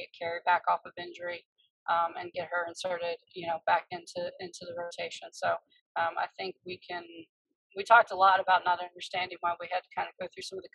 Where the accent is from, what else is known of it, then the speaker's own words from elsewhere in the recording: Washington, North Carolina, United States; moved away; where I grew up in Eastern North Carolina